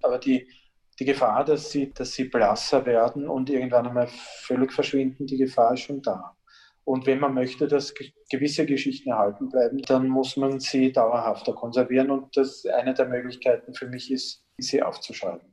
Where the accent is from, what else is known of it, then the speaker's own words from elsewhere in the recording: Blindenmarkt, Lower Austria, Austria; Ich bin im Blindenmarkt bei Amstetten groß geworden, so ab, ab, meinem vierten Lebensjahr und dort in einer dieser typischen niederösterreichischen Siedlungsstraßen aufgewachsen